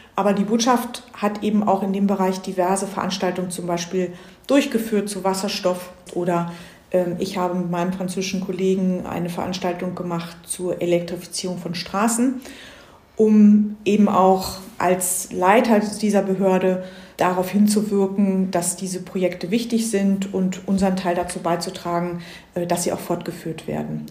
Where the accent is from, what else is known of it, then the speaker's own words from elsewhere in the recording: Germany; now in Stockholm, Sweden; bei uns in Deutschland